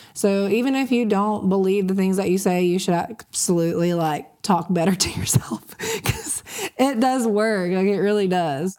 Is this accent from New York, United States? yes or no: no; Panama City, Florida, United States; I'm from Panama City